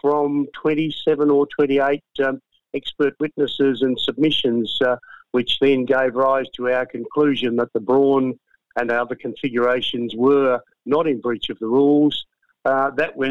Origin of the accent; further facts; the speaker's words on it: Australia; me as an Australian